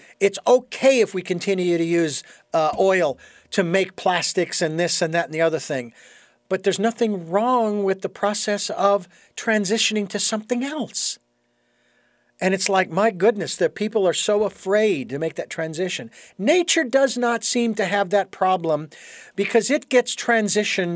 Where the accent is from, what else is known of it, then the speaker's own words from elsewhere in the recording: Phoenix, Arizona, United States; being born and raised in Phoenix and being exposed to the different tribes that were in Arizona